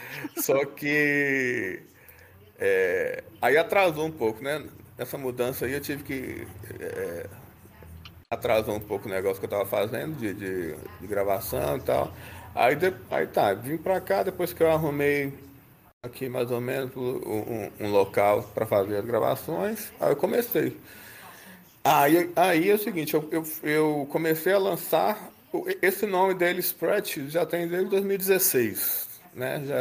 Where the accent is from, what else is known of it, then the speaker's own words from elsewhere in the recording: Belo Horizonte, Minas Gerais, Brazil; now in Divinópolis, Brazil; eu vim de Belo Horizonte para Divinópolis, aqui no interior, que fica 130 quilômetros de BH.